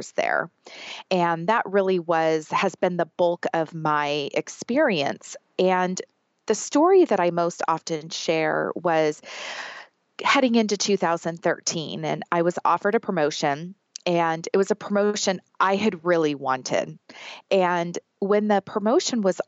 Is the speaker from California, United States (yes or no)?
yes; Southern California, United States; I was born and raised in Southern California. I've never lived anywhere else.